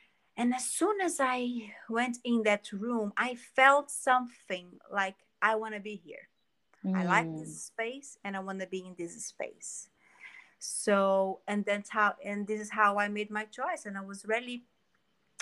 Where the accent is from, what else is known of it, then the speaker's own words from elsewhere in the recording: Rio de Janeiro, Brazil; English is a second language; moved away as an adult; now in London, United Kingdom; I am from Brazil. Yes, Rio de Janeiro, or Rio.